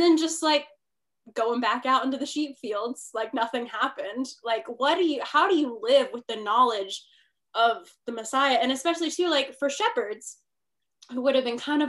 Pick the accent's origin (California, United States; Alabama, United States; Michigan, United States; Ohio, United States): California, United States; Northern; also born or lived in Arizona; I'm from Northern California, to the people listening. So that's where all my family is. I live there now